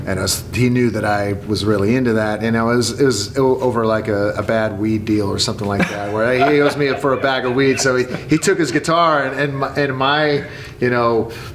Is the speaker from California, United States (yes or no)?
yes; California, United States; growing up in Devil, California